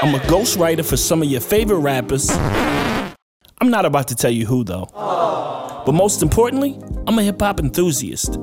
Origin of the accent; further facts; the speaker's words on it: Virginia, United States; I'm a cat from Virginia